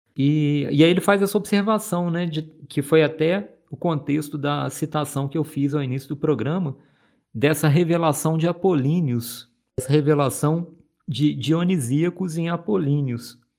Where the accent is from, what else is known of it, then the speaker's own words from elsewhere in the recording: Minas Gerais, Brazil; Sou mineiro